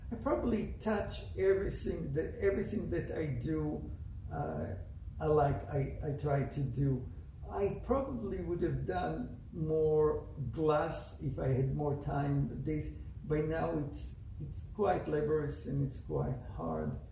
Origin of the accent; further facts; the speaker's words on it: Israel; moved away as an adult; also born or lived in Italy; now in United States; I was born in Israel. Uh, lived there till the age of 21. I came to America, got married here, and after two years, we, uh, my ex-wife and me, we went to Italy, and we finished veterinary school in Italy.